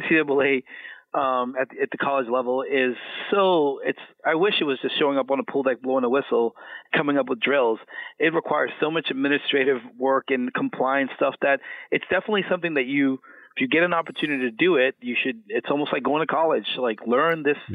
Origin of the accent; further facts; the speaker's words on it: Miami, Florida, United States; moved away as an adult; I'm originally from Miami, Florida